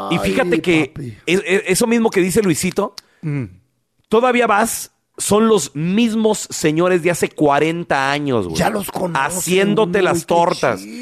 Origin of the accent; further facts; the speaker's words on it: Durango, Mexico; moved away; soy de Durango, viejo. De Durango.